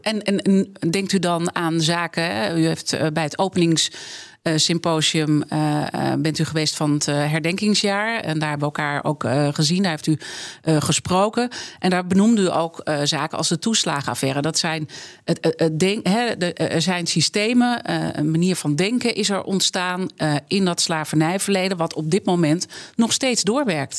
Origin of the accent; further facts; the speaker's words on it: Amsterdam, North Holland, Netherlands; ik ben geboren en getogen in Amsterdam